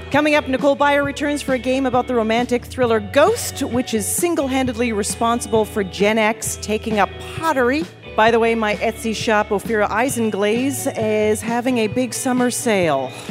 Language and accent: English; Idaho, United States; I'm from Idaho.